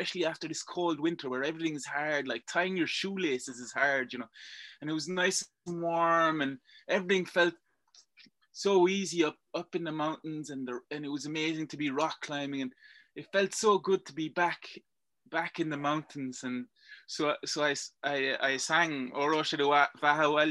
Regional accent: Belgium; accent: Irish; I was born and raised in Belgium, but I don't have the Belgian nationality. My nationality is Irish.

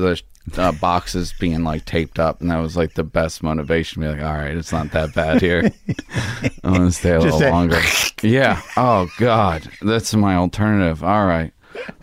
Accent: Baltimore, Maryland, United States; born or raised there

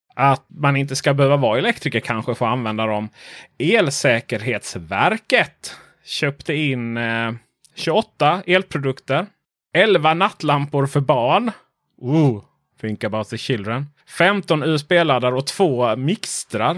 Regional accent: Sweden

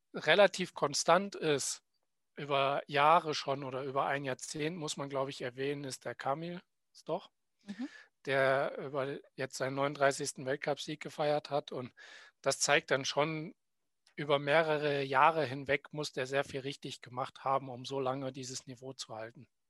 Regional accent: Willingen, Hesse, Germany; in meinem Heimatort Willingen

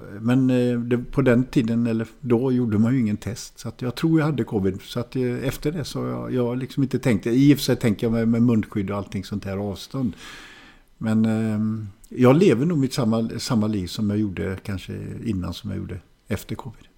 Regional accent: Hallstahammar, Västmanland, Sweden; also born or lived in Västerås / Germany; jag växte upp i Hallstahammar som inte är långt från Västerås

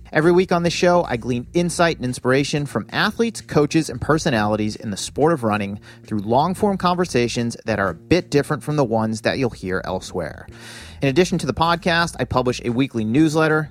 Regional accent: Massachusetts, United States; my home state of Massachusetts

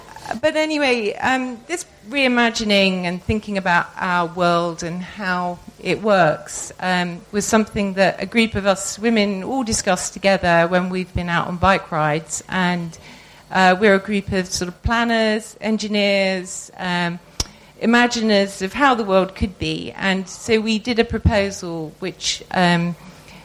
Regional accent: Netherlands; moved away; I was brought up in Holland

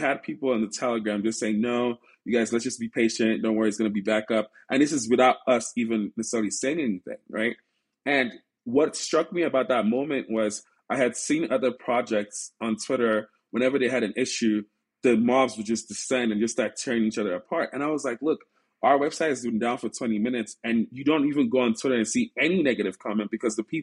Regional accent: Silicon Valley, California, United States; also born or lived in Nigeria; growing up in Silicon Valley, being surrounded by so much talent

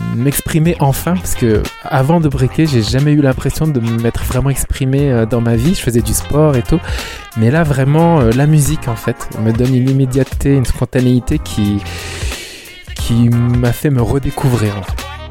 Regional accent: Rennes, Brittany, France; je suis de Rennes

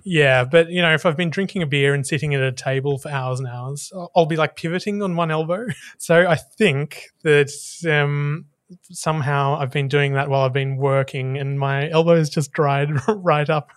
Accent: Hobart, Tasmania, Australia; we grew up in Hobart, which wasn't exactly the most uh, woke place

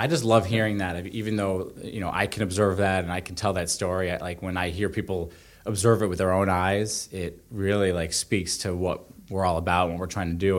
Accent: Calais, Vermont, United States; I grew up in Callis, north of Montpelier

